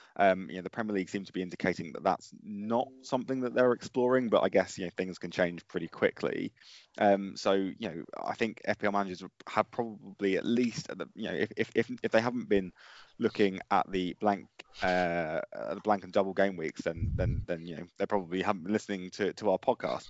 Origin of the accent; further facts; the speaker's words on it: Colchester, East of England, United Kingdom; my hometown team are an E F L team